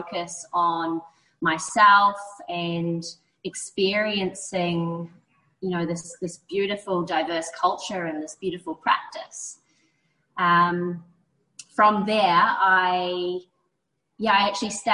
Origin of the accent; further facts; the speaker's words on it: New Zealand; moved away; I'm originally from New Zealand. I grew up in a small coastal town